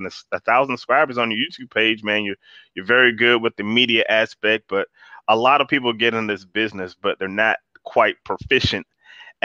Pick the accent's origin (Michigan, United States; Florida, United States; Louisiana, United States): Florida, United States; I grew up in Florida